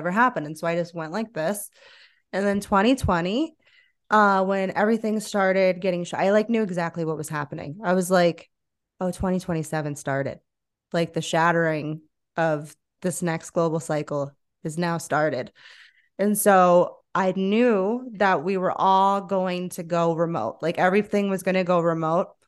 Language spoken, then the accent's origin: English; South Florida, United States; moved away as an adult; now in Asheville, United States; growing up in South Florida